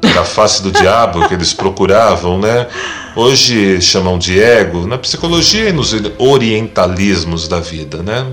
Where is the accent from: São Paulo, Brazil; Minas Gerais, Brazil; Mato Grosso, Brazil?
São Paulo, Brazil